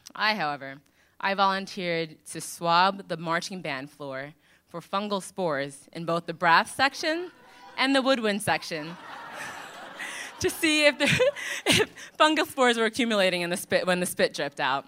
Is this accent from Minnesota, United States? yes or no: no; Long Island, New York, United States; I grew up in Long Island.